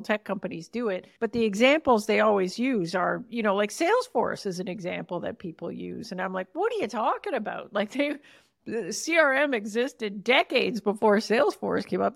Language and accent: English; Canada; accent: Canadian; my prime Canadian accent